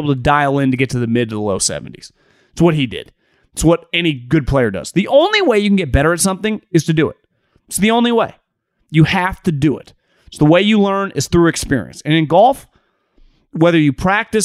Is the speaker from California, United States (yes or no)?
yes; Northern California, United States; I'm from Northern California